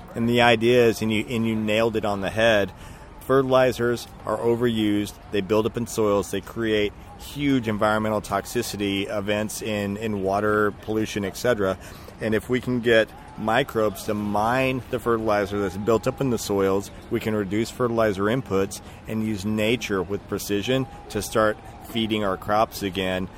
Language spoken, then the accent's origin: English; West Texas, United States; moved away as an adult; also born or lived in Colorado; I grew up in West Texas